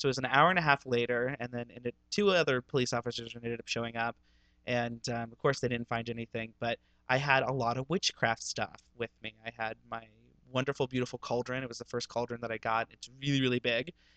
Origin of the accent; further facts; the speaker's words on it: Ohio, United States; moved away; growing up in Ohio